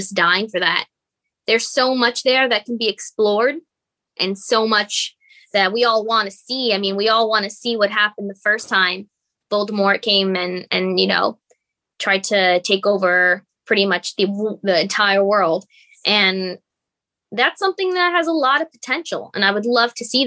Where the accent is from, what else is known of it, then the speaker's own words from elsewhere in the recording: United States; as an American